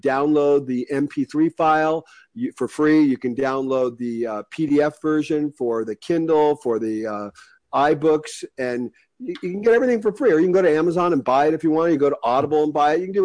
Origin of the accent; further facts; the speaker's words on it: United States; I'm an American. I'm very lucky to be an American.